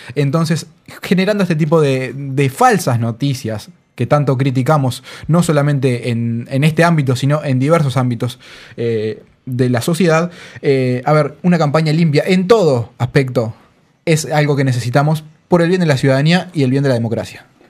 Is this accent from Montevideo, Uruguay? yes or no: yes; Montevideo, Uruguay; yo soy de Montevideo